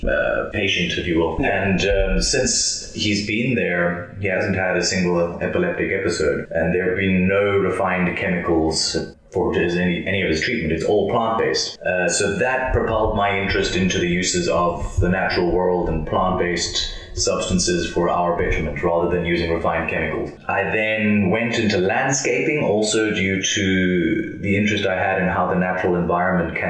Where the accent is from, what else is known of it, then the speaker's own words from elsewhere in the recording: Johannesburg, Gauteng, South Africa; I grew up in Johannesburg.